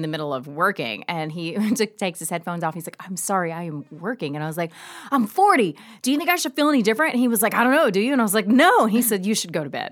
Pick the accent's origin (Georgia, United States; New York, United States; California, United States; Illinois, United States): Georgia, United States; moved away; I am from Georgia